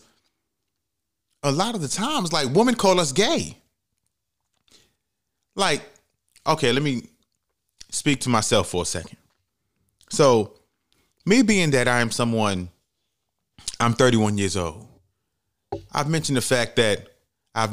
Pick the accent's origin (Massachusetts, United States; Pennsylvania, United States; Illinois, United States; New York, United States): New York, United States; New York City; I'm from the Bronx, New York, from the projects